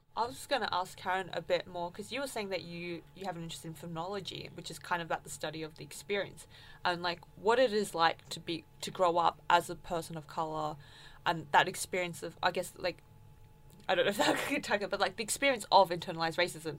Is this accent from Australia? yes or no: yes; Australia; growing up in Australia